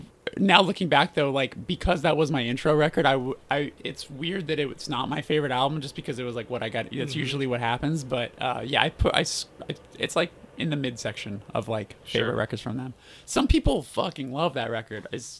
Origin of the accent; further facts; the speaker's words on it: Burbank, California, United States; I'm from Burbank, California, basically Los Angeles.